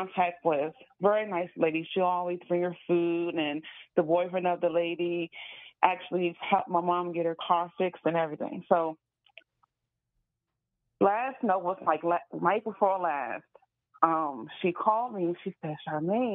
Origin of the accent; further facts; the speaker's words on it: Caroline County, Virginia, United States; now in Richmond, United States; when I was working in my hometown in a restaurant out there